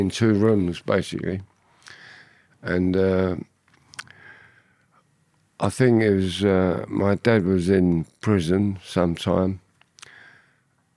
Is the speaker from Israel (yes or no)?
no; London, United Kingdom; accent: Cockney; also born or lived in Camden; I was born in Camden, but mainly I was brought up in Hoxton, Shoreditch. I'm now back in Camden.